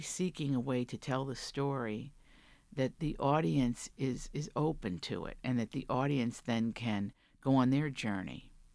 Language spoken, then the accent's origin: English; Big Stone Gap, Virginia, United States; moved away; I'm from Virginia, the Great Southwest of Virginia, that, that corner.